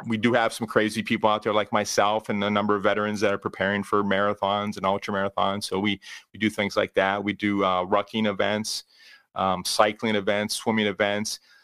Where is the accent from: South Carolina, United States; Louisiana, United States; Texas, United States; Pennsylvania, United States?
Pennsylvania, United States; Pittsburgh; now in Cleveland, United States; I am originally from the Pittsburgh area